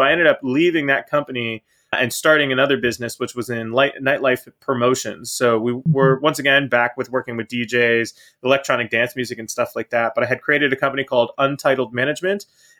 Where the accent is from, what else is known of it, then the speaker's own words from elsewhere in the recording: Pittsburgh, Pennsylvania, United States; now in Florida, United States; I'm originally from Pittsburgh, Pennsylvania. So up north, northeast, nice cold place. It wasn't a bad place to grow up